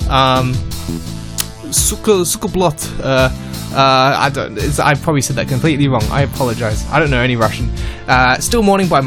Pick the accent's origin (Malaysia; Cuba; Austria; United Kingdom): Austria; Yep, I'm from Austria.